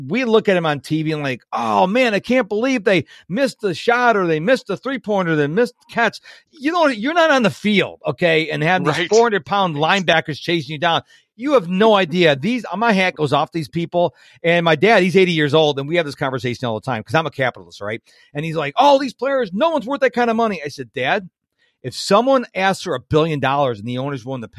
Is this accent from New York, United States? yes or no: yes; Rochester, New York, United States; now in Houston, United States; I grew up in Rochester, New York